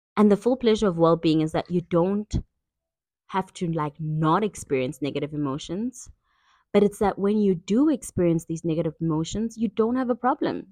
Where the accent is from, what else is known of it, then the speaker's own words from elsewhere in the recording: KwaZulu-Natal, South Africa; I grew up in KwaZulu-Natal, South Africa